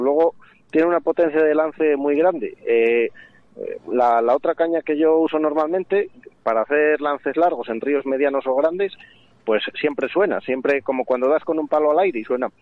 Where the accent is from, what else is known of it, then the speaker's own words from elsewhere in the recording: Castile and León, Spain; aquí en el Órbigo, de donde, de donde soy yo, vamos, de León